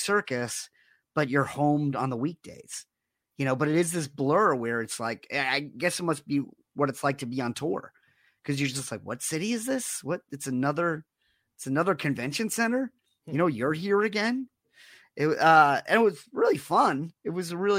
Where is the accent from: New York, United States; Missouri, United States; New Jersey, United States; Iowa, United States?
New York, United States; New York City; as a kid, I grew up in Rockaway Beach